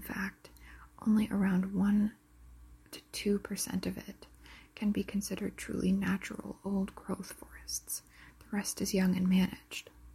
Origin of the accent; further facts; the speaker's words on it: Canada; I'm from Canada